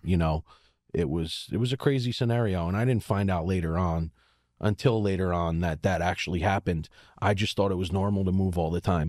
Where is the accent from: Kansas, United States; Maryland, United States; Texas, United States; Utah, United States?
Maryland, United States; Baltimore; moved away; I was from Baltimore